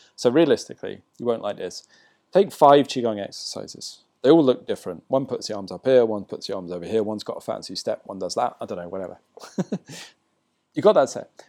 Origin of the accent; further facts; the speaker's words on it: England, United Kingdom; now in Bali, Indonesia; I'm English